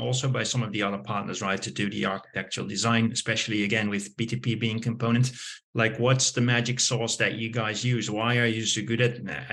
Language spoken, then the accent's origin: English; Netherlands; I'm from the Netherlands.